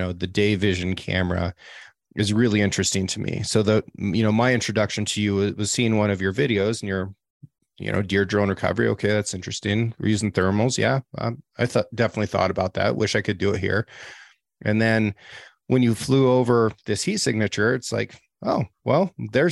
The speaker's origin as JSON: {"language": "English", "region": "Oregon", "country": "United States", "said": "I'm from Oregon"}